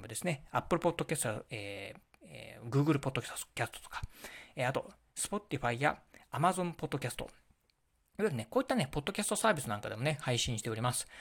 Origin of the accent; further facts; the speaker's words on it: Kochi, Japan; now in Okayama Prefecture, Japan; 私もね、うんと、出身はね、高知県